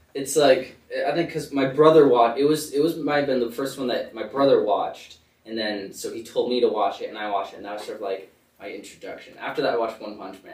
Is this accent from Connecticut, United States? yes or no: yes; Connecticut, United States; moved away; also born or lived in Bethlehem, Pennsylvania; I live in Connecticut. We usually tell people I'm from New York because like we're right sort of on the border